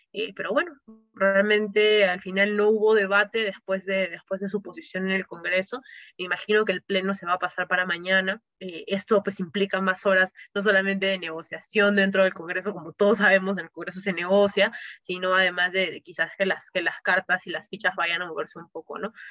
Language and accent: Spanish; Cusco, Peru; yo soy, por ejemplo, cusqueña, yo vivo